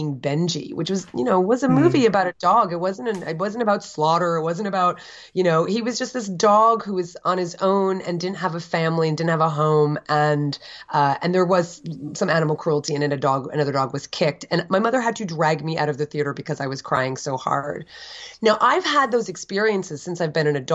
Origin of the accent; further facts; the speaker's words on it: Edison, New Jersey, United States; also born or lived in Summit, New Jersey / Livingston, New Jersey; I was raised in Edison in the first 10 years of my life.